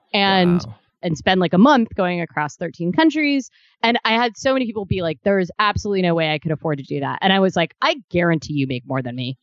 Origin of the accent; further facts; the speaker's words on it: Ohio, United States; moved away; also born or lived in Kentucky; I'm from Ohio originally